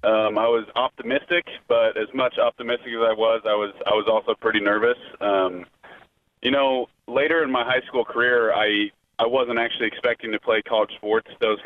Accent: Lincoln, Nebraska, United States; because I grew up in Lincoln. I've been a Husker fan my entire life.

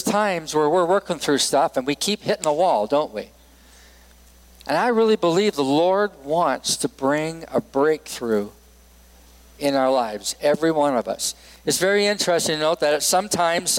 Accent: Edmonton, Alberta, Canada; moved away as an adult; also born or lived in Vancouver, British Columbia / Los Angeles, California; now in Laramie, United States; Edmonton, Alberta, Canada, which is my home and native land. I am a Canadian and an American, so I'm both

